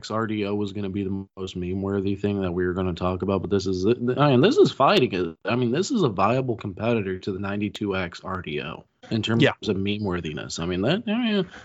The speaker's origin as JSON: {"language": "English", "town": "Pittsburgh", "region": "Pennsylvania", "country": "United States", "said": "Hey, I'm from Pittsburgh."}